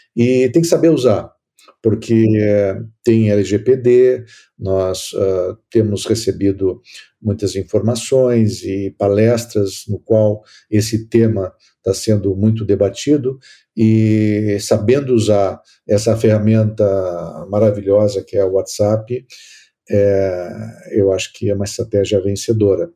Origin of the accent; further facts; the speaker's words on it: the South, southern Brazil, Brazil; eu sou aqui do Sul